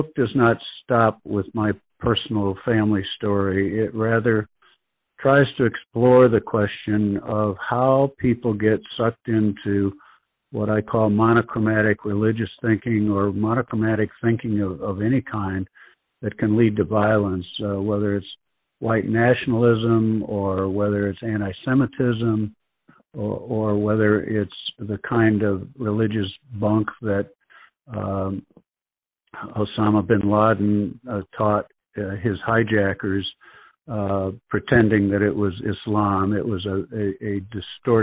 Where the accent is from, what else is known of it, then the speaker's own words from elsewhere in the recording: Woodstock, Illinois, United States; moved away; also born or lived in Kansas City; my hometown of Woodstock, Illinois